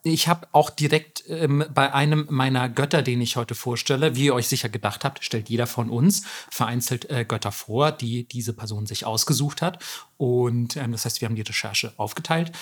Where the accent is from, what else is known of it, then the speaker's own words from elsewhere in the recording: Germany; bei uns in Deutschland